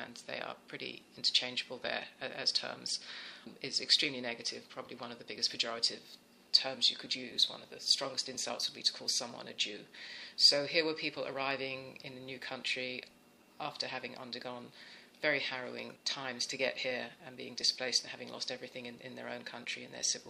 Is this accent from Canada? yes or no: no; England, United Kingdom; moved away as an adult; now in United States; Growing up in England, my Christmas Day was what you would imagine a traditional English Christmas meal would be